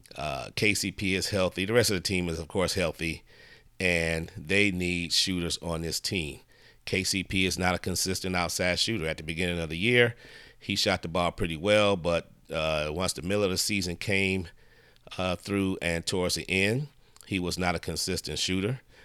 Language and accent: English; Detroit, Michigan, United States; moved away; I've been in my hometown in Detroit for the last few days